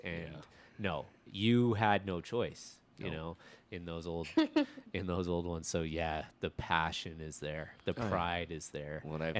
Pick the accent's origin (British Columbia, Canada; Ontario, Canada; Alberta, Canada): Ontario, Canada; Toronto; moved away; also born or lived in Chicago; I was born in Toronto and then lived in Chicago